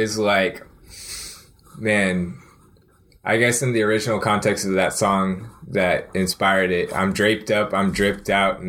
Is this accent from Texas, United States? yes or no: yes; Austin, Texas, United States; now in Denton, United States; I'm from Austin, Texas.